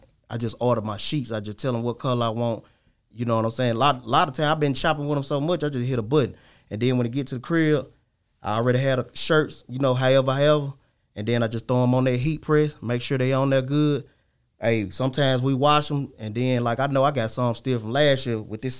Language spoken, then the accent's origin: English; Laurel, Mississippi, United States; I'm from Laurel, Mississippi.